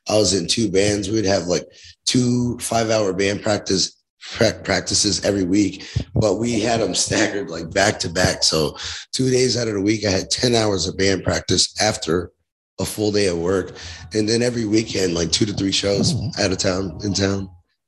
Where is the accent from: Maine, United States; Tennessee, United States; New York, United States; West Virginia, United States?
New York, United States; Queens; also born or lived in Georgia / Connecticut; now in Rochester, United States; I'm from Queens, New York.